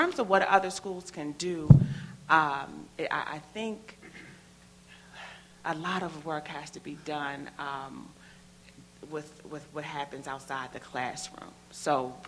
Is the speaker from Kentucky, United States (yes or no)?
no; Prince George's County, Maryland, United States; moved away as an adult; now in Baltimore, United States; I am not from Baltimore, Maryland. I grew up not too far from here in Prince George's County